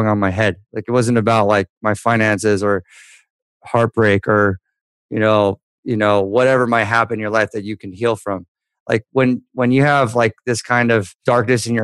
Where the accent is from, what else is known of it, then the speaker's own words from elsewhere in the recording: Newport Beach, California, United States; I grew up in Newport Beach